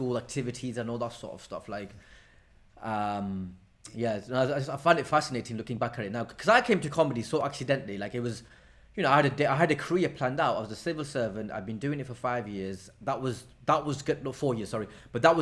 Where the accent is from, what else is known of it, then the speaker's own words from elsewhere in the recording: Blackburn, North West England, United Kingdom; growing up in Blackburn was great.